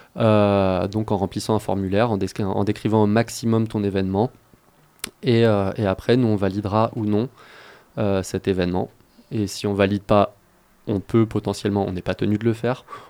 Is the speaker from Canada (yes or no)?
no; Grenoble, Auvergne-Rhône-Alpes, France; moved away; Je suis grenoblois, j'ai commencé mes études sur le campus de Grenoble